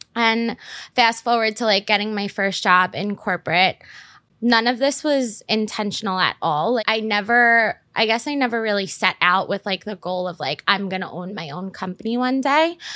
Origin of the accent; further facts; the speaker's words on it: New York City, New York, United States; I grew up in Staten Island